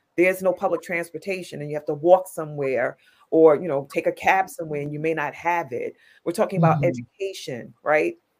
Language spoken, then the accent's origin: English; New York City, New York, United States; I'm a New Yorker